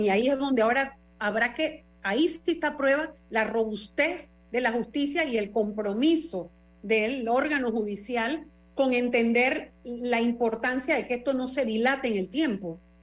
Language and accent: Spanish; Panama; como panameña